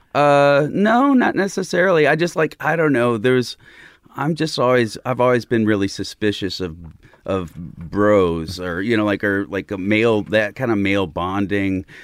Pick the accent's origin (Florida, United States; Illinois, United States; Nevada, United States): Illinois, United States; Southern; born or raised there; moved away; also born or lived in Chicago